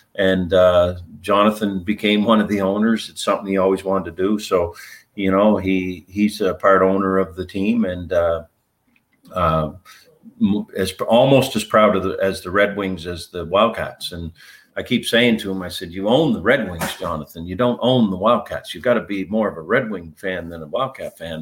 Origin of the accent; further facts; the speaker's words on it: Fredericton, New Brunswick, Canada; as a young kid here in Fredericton, um, I was a rink rat